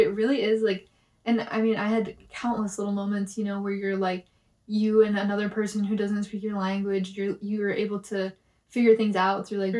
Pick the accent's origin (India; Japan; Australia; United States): United States; moved away; I'm American